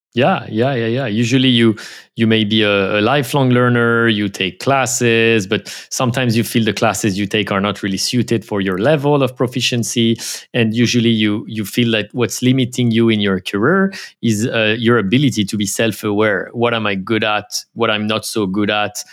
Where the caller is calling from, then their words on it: San Francisco, California, United States; I am calling from San Francisco, the city of fog